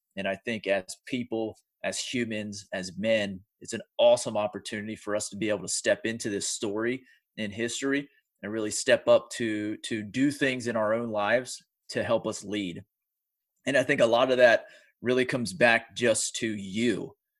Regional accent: United States; I'm from the United States

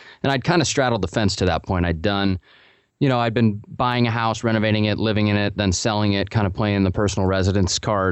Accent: Portland, United States; also born or lived in Colorado; I grew up in Portland.

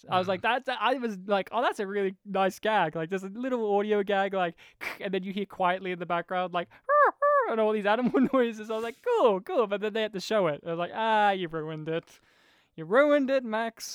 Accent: Australia; I'm an Australian

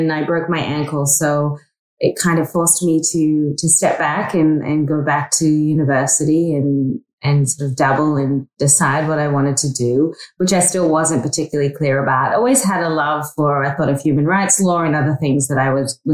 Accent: North Queensland, Australia; moved away; I grew up in Australia, in North Queensland

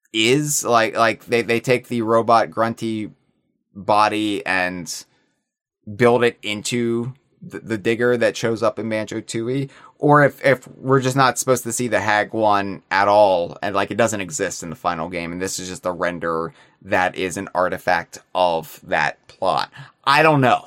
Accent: United States; as an American

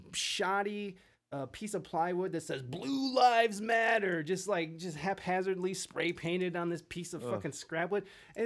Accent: Canada; I'm Canadian, and when I hear America, I'm like, OMG, another gun-wielding idiot.

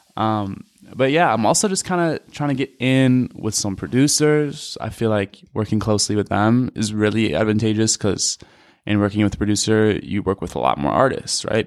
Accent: Madison, Wisconsin, United States; I'm from Madison, Wisconsin

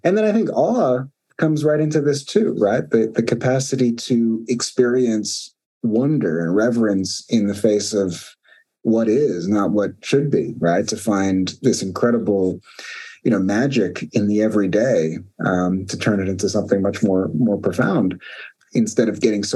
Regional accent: New York City, New York, United States; moved away as an adult; also born or lived in East Coast; now in San Francisco Bay Area, United States; I grew up in Brooklyn, New York, which for listeners is a little different than California. I moved out to California in the US

